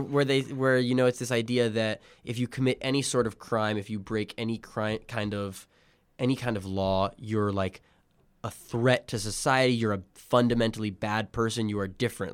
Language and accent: English; Illinois, United States; I was born in Illinois